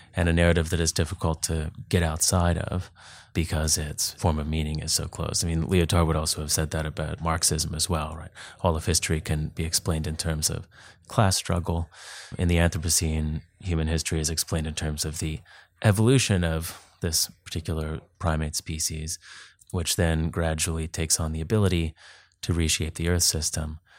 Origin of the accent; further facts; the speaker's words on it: Duncan, British Columbia, Canada; moved away as an adult; also born or lived in Vancouver / Texas / New England; I grew up on Vancouver Island, lived in Vancouver for ten years, and then moved to the States, Texas, New England.